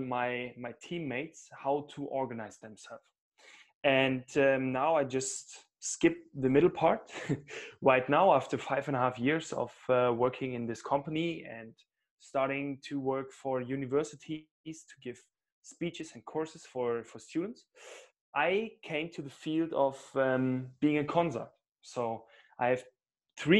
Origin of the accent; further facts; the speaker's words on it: Cologne, North Rhine-Westphalia, Germany; now in Munich, Germany; Originally, I'm more from the West, from Cologne